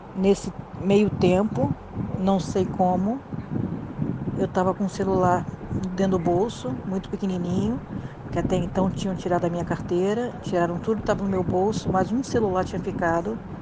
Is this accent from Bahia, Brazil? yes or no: no; Rio de Janeiro, Brazil; eu sou do Rio de Janeiro